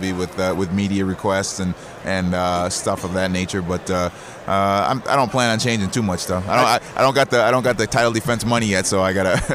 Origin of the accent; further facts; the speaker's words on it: Osseo, Minnesota, United States; I grew up, I grew up in Osseo, which is probably half hour away from here